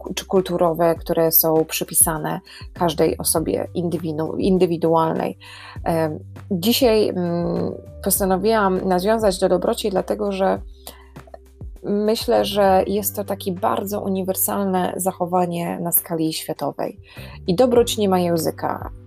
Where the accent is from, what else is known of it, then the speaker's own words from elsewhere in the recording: Warsaw, Masovian Voivodeship, Poland; moved away as an adult; now in Ireland; ja jestem z Warszawy